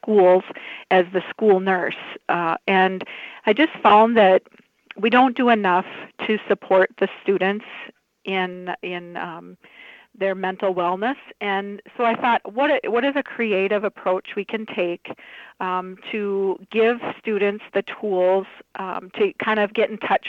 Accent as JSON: {"language": "English", "town": "Warren", "region": "Minnesota", "country": "United States", "tie": "born or raised there", "also_born_or_lived": "Moorhead, Minnesota", "lives_now": "Hallock, United States", "said": "I was raised in Warren, Minnesota, and graduated from there."}